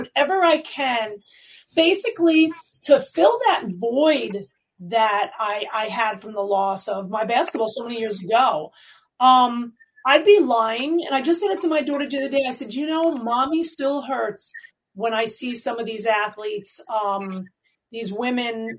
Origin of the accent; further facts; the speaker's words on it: New York City, New York, United States; I grew up in New York City.